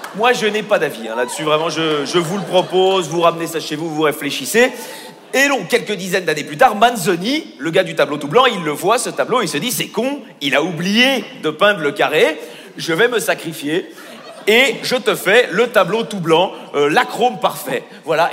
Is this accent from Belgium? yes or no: yes; Belgium; Je suis belge